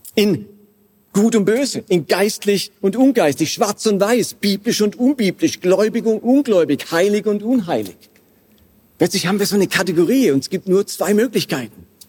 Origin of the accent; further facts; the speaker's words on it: Karlsruhe, Baden-Württemberg, Germany; moved away; also born or lived in Basel; ich stamme aus Karlsruhe ursprünglich